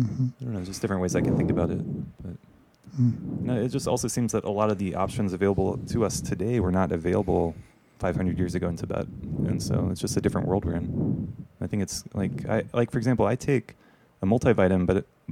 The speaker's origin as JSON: {"language": "English", "area": "the Bible Belt", "region": "the South", "country": "United States", "tie": "born or raised there", "said": "I grew up in the Bible Belt"}